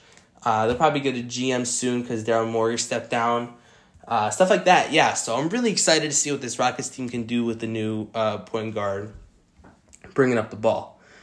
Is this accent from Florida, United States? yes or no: no; New York, United States; also born or lived in Arizona; I'm a Yankees and Diamondbacks fan because I told you guys I'm from New York and Arizona as well.